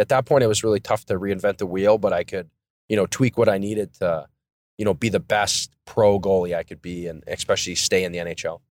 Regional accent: Thunder Bay, Ontario, Canada; I grew up in Thunder Bay, Ontario, so it's pretty much snow

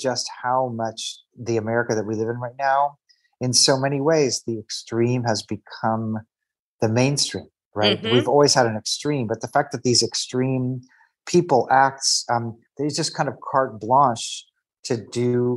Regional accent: Kansas City, Missouri, United States; I grew up in Kansas City, Missouri, which is now the reddest of the red areas.

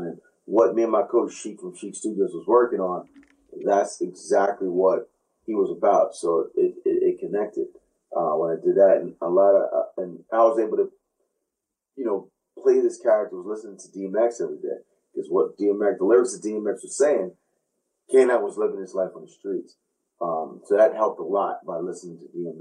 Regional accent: New York City, New York, United States; growing up, I grew up in Flatbush on Monash Road

